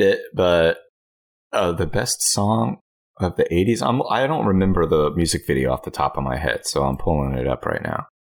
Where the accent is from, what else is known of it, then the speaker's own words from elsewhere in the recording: United States; I'm an American